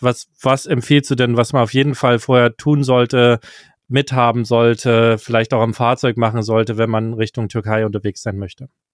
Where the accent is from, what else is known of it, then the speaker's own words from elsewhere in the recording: Germany; unser deutsches Gehirn